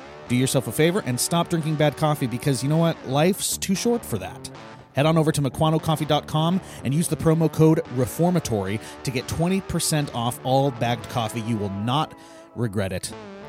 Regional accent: Tonasket, Washington, United States; I'm from Tenasket, though.

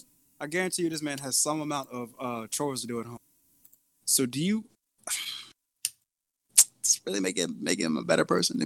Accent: Norfolk, Virginia, United States; I was born in Norfolk.

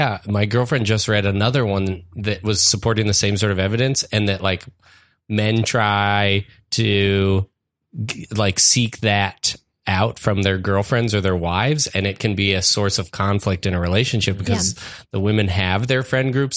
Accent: Colorado, United States; I'm from Colorado

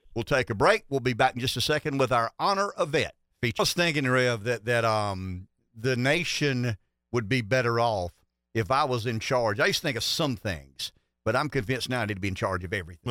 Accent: Pamplico, South Carolina, United States; I thought I was from Pamplico, so, you know, we, one, one small town

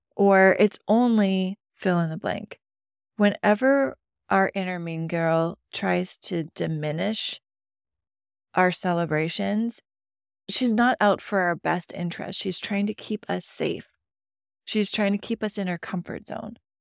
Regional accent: Midwest, United States; I grew up in the Midwest

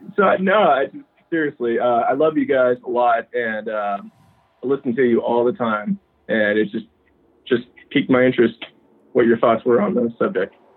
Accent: Nashville, Tennessee, United States; I'm from Tennessee. Like yeah, uh, I'm from Nashville

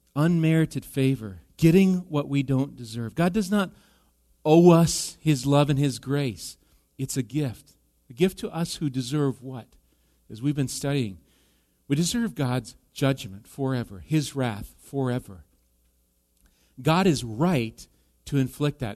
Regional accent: Wisconsin, United States; now in Minnesota, United States; Wisconsin cheese. That's my home state.

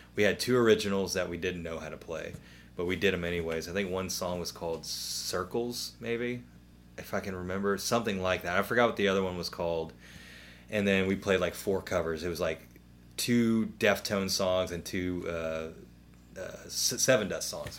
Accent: Memphis, Tennessee, United States; growing up in Raleigh and Millington and, and Midtown

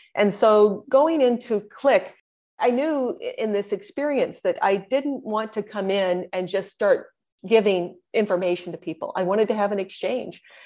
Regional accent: Indiana, United States; moved away; I am a Hoosier through and through, uh, which is what people from Indiana are referred to as.

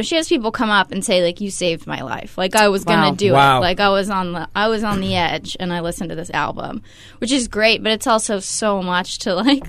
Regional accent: Oakland, California, United States; moved away as an adult; now in Portland, United States; I'm from Oakland.

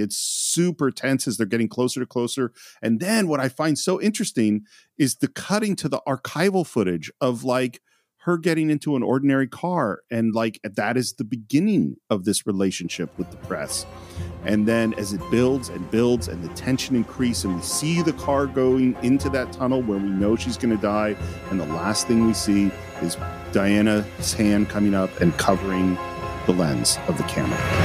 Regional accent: California, United States; I come from, I'm from California, America, grew up, you know, in the hippy dippy world

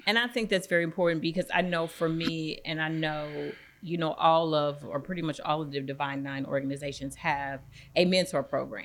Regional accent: East St. Louis, Illinois, United States; moved away; also born or lived in Indianapolis / Champaign; I'm from East Saint Louis

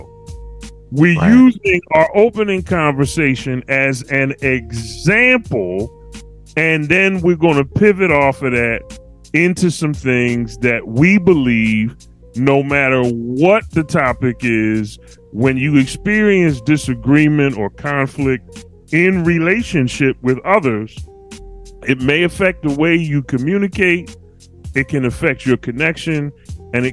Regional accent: Philadelphia, Pennsylvania, United States; I'm from Philly, the wonderful city of brotherly love

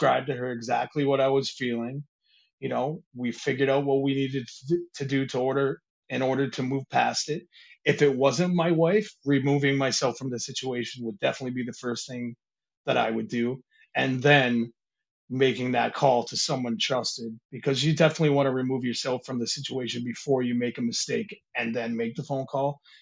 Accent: Michigan, United States; moved away as an adult; I grew up in Michigan. And when we moved over here, I think I was 18, just turning 19

